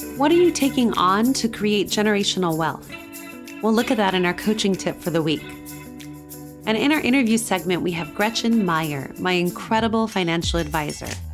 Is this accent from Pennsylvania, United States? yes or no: no; New Mexico, United States; moved away; growing up in New Mexico and coming from one of the poorer states in the US